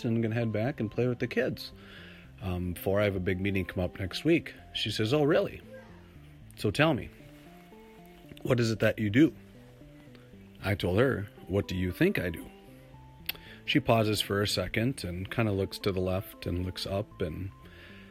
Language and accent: English; Minnesota, United States; I'm from Minnesota. I was born in Minnesota.